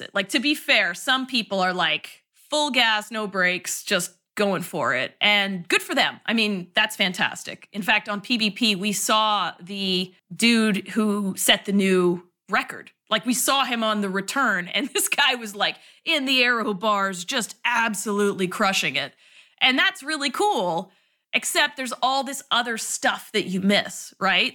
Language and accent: English; Canada; moved away as an adult; also born or lived in Toronto / New York City; now in San Francisco, United States; I'm Canadian